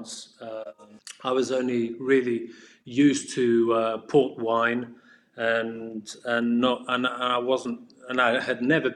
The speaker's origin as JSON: {"language": "English", "country": "Portugal", "tie": "born or raised there", "also_born_or_lived": "England / Bordeaux", "said": "I was born in England, because my father was graduating there at the time, I swiftly came back to Portugal, studied here"}